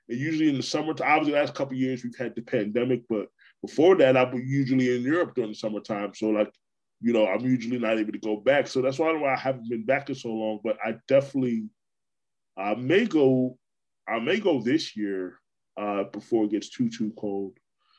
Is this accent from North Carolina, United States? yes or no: no; Brooklyn, New York, United States; born there; now in Florida, United States; You know, I mean, I'm a native New Yorker, but I consider myself to be a Florida guy. I've been here over half my life. So, you know, I was born in Brooklyn.